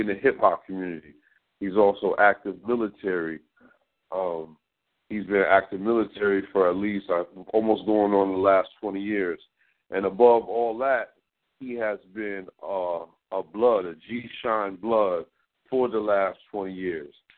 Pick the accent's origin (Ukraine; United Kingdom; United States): United States; Connecticut; growing up in Connecticut